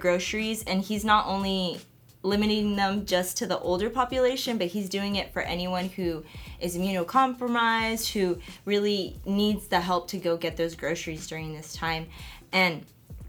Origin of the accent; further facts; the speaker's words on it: Oklahoma City, Oklahoma, United States; I'm from Oklahoma City